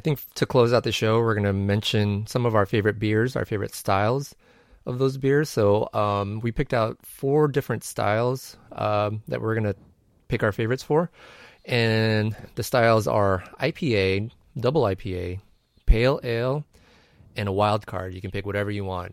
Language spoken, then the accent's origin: English; San Diego, California, United States; moved away; out of San Diego, my hometown.